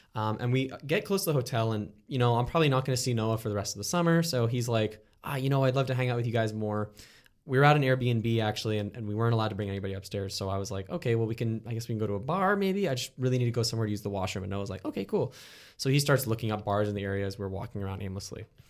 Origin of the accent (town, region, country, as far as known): Canada